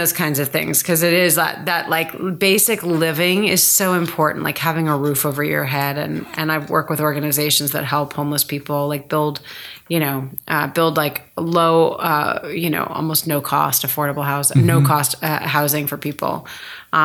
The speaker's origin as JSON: {"language": "English", "region": "Connecticut", "country": "United States", "said": "Like, we came from Connecticut and everybody, like, Connecticut is East Coast."}